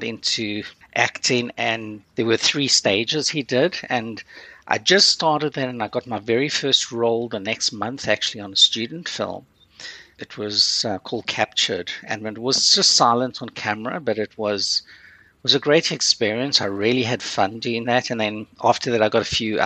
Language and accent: English; South Africa; also born or lived in Curaçao; now in Canada; I grew up in South Africa, you know, which back then there was no television.